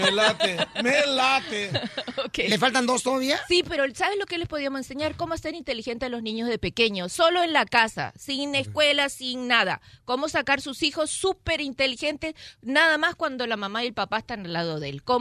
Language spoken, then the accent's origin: Spanish; Mexico; yo soy mexicano, hecho por mexicanos, no sé por cuántos